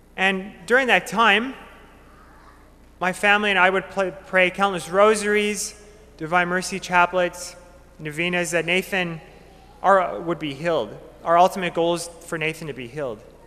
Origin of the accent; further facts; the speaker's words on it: Minot, North Dakota, United States; Growing up in Minot, I had the great gift of growing up with my family